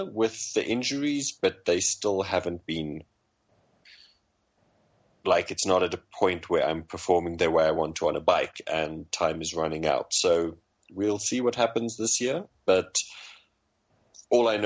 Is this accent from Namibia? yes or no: yes; Namibia; I grew up in Namibia